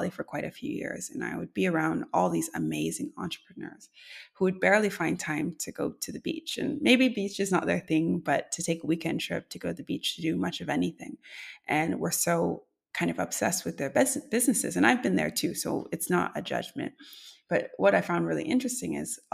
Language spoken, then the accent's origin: English; Canada; as a Canadian